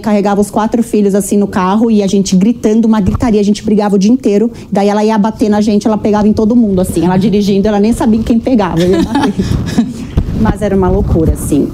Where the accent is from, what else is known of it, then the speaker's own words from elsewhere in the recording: Osasco, São Paulo, Brazil; eu cresci em Osasco